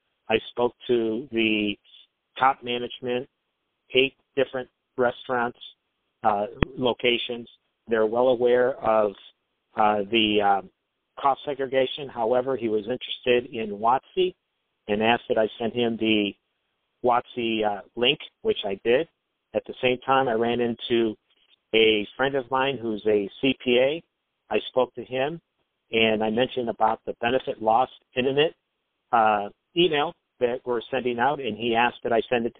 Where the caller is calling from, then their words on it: Pittsburgh, Pennsylvania, United States; I'm calling from Pennsylvania, from the Pittsburgh area.